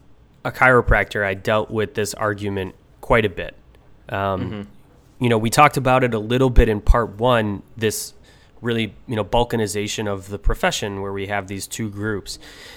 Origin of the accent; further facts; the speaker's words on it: Buffalo, New York, United States; I was a chiropractor from Buffalo, New York.